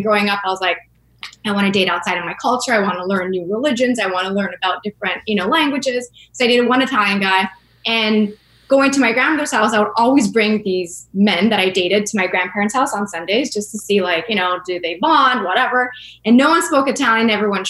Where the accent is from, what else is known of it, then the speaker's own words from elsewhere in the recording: Montreal, Quebec, Canada; I grew up in St. Leonard